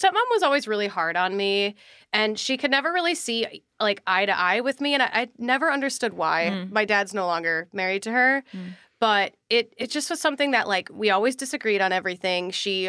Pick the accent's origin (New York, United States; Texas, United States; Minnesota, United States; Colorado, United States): Minnesota, United States; born or raised there